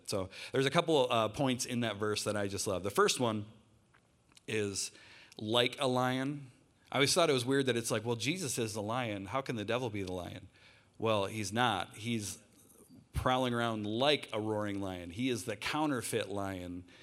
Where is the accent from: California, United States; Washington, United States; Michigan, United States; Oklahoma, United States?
Michigan, United States; Lake City; I grew up in northern Michigan. I grew up in Lake City.